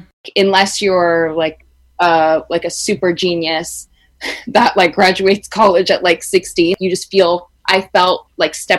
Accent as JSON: {"language": "English", "town": "Vancouver", "region": "British Columbia", "country": "Canada", "tie": "born or raised there", "moved": "as an adult", "said": "I grew up in Vancouver, which is like a walking city"}